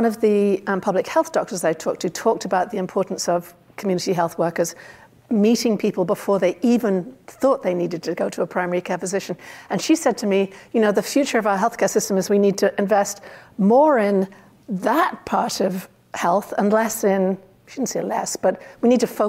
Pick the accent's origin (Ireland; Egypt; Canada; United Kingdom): United Kingdom; now in United States; I grew up in Britain.